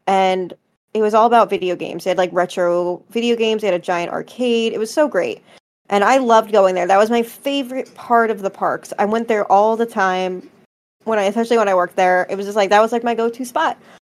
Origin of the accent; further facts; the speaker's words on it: Philadelphia, Pennsylvania, United States; I'm from Philly